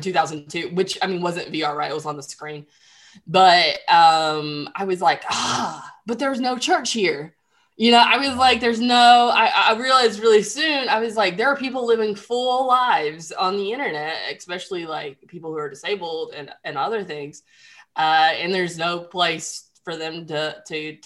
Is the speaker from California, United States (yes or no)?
no; Central Alabama, United States; also born or lived in Nashville, Tennessee / Mobile, Alabama; I'm from Central Alabama originally and live in Mobile, Alabama today.